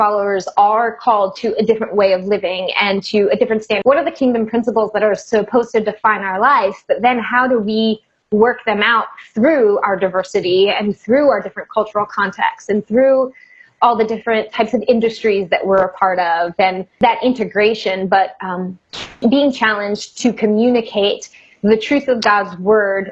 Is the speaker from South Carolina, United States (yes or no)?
no; South Florida, United States; moved away as an adult; now in New York City, United States; Growing up in South Florida, and particularly in the area that I was in, to your point, it wasn't a small town in any way